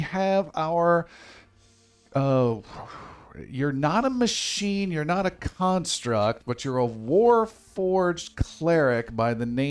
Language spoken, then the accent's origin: English; Arizona, United States; I'm from Arizona.